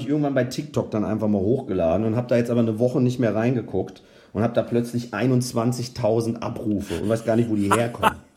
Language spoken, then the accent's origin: German; Rüdesheim am Rhein, Hesse, Germany; also born or lived in Eltville; komme ich ja gebürtig aus Hessen auch, also aus Rüdesheim am Rhein und habe dann in Eltville in der Fassennacht mit zwölf Jahren angefangen